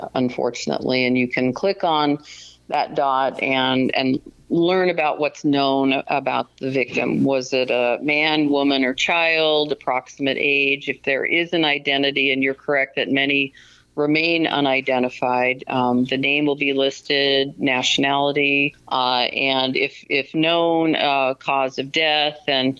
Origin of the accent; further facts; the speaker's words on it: Colorado, United States; I grew up in Colorado